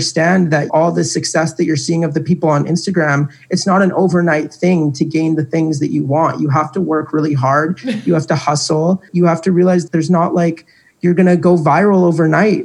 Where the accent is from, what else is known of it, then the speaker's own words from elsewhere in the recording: Canada; I'm Canadian